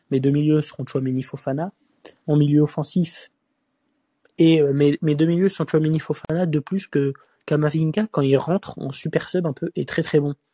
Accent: Marseille, Provence-Alpes-Côte d'Azur, France; Je suis Marseillais, hein, mais je préfère pas voir Gendouzi titulaire euh, pendant cette Coupe du Monde.

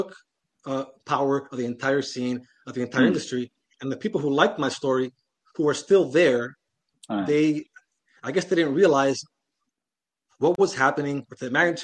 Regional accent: Miami, Florida, United States; I'm Cuban, I'm from Miami

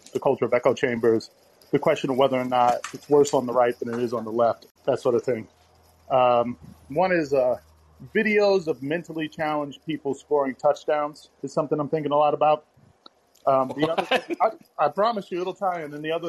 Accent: Harlem, New York, United States; I'm from Harlem. My cousin's Cool Keith, kind of deep in the scene.

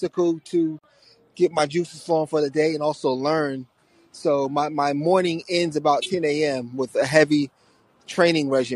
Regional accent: New York, United States; now in Los Angeles, United States; I live in L.A. now. I'm from New York

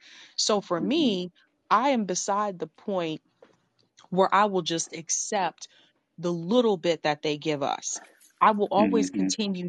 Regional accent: Baltimore, Maryland, United States; I'm originally from Baltimore, Maryland. Mm-hmm. And I didn't really grow up there per se.

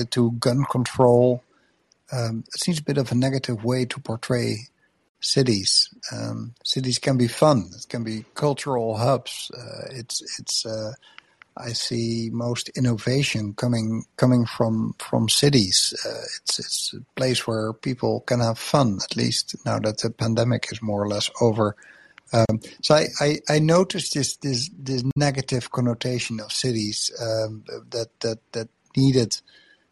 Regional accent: Netherlands; I come from Netherlands, where biggest city in the country is just 700,000 people.

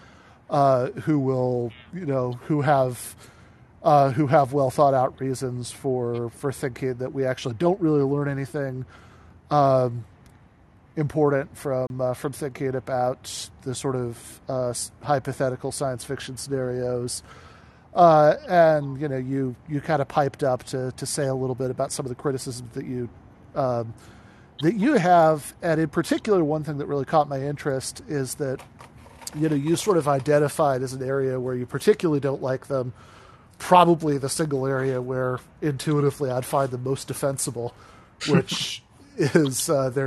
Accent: East Lansing, Michigan, United States; moved away as an adult; also born or lived in Grand Rapids, Michigan / Kalamazoo, Michigan; I grew up in East Lansing

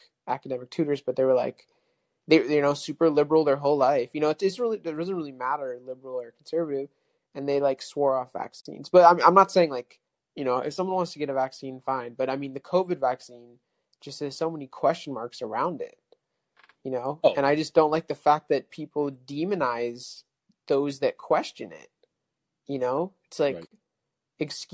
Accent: California, United States; moved away as an adult; now in Texas, United States; I'm from California, but I just moved to Texas

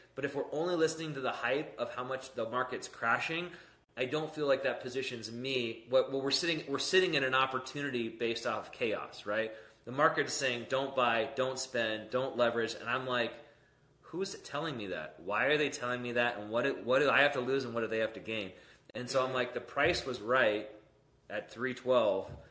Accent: San Diego, California, United States; moved away; I'm from San Diego

